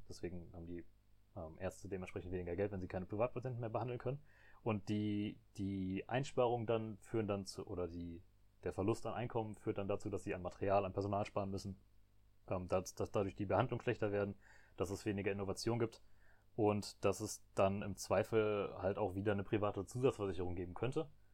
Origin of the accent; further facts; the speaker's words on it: Germany; als Deutsche